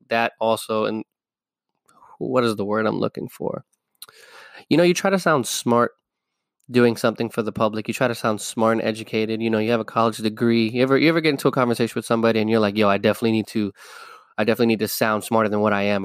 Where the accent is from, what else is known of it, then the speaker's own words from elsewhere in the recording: New York City, New York, United States; I am from New York City. I am from the Bronx